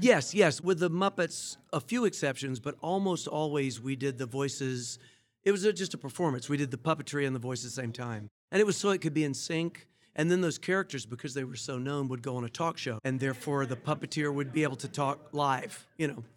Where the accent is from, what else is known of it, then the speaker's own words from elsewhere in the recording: Atlanta, Georgia, United States; moved away as an adult; also born or lived in England; I'm from Atlanta originally